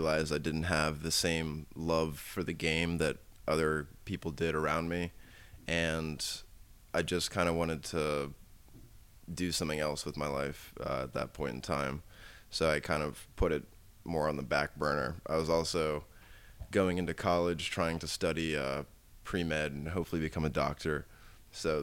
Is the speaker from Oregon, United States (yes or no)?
no; around Washington D.C., Maryland, United States; I actually grew up around here. I live like 45 minutes outside of the city